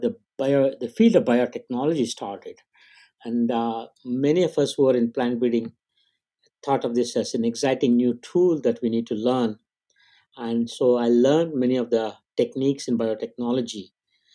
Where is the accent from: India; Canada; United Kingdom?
India; moved away; I grew up in India.